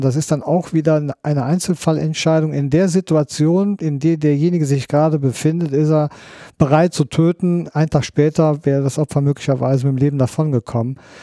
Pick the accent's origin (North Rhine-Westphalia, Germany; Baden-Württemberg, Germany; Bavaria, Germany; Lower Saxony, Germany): North Rhine-Westphalia, Germany; Bonn; ich bin Bonner